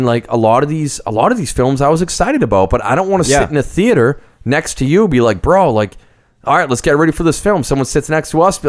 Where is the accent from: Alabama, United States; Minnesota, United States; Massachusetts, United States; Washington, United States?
Massachusetts, United States; we're recording this in New Hampshire, but we're both from Mass.